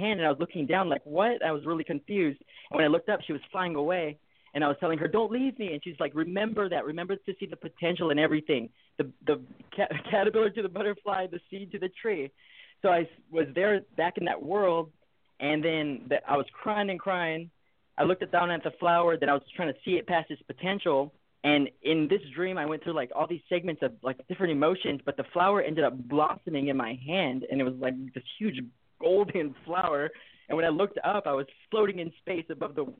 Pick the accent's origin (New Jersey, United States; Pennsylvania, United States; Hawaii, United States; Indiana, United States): Hawaii, United States; I'm from Hawaii. I was born in Hawaii, and I was raised in the foster system.